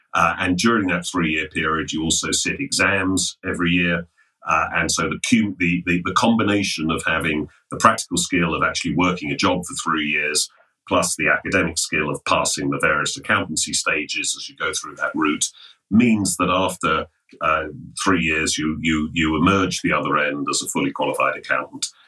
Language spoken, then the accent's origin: English; London, United Kingdom; I'm English, as you can probably hear, born in um, born in London